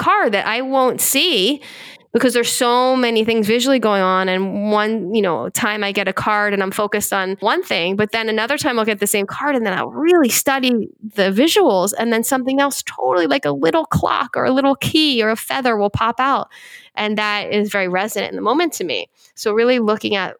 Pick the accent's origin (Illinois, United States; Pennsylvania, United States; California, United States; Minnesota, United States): Pennsylvania, United States; Philadelphia; I'm from Philadelphia